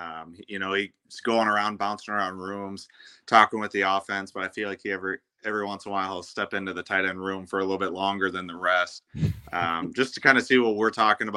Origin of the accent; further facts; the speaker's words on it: Minnesota, United States; moved away as an adult; also born or lived in Michigan; we're from Minnesota.